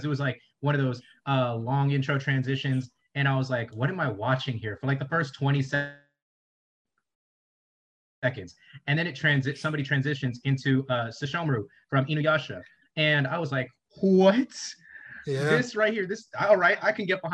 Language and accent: English; rural South Carolina, United States; coming from rural South Carolina